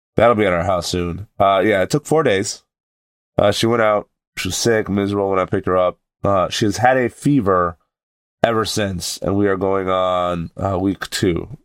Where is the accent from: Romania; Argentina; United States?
United States; New England; we're all from New England